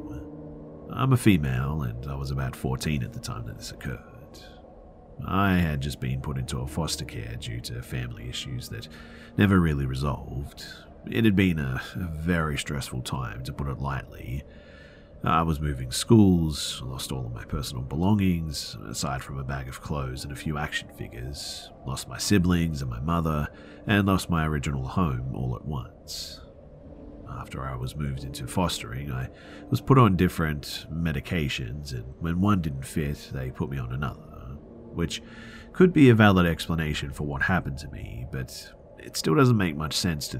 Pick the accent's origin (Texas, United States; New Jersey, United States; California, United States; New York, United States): Texas, United States; Houston; I was born and raised in Houston, but I've spent a lot of time hunting and living in Colorado for a year now